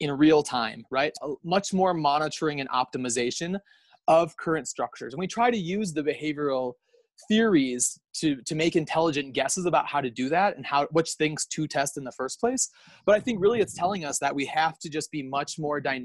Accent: United States; accent: American; now in Kenya; I'm an American, as everyone can probably tell from my accent

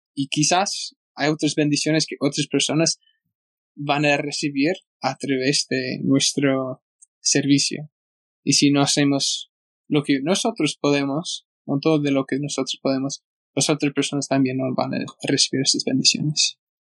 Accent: United States; Spanish is a second language; also born or lived in Argentina; soy muy gringo

